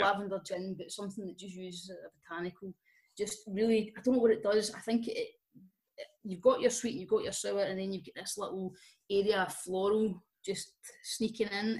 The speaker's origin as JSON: {"language": "English", "region": "Scotland", "country": "United Kingdom", "said": "we're Scottish"}